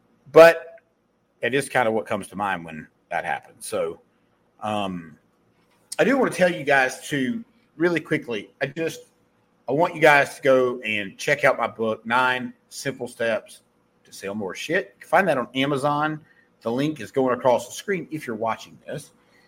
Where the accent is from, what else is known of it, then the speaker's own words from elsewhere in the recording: Mayberry, United States; accent: southern; because I'm from Mayberry and I have a southern accent.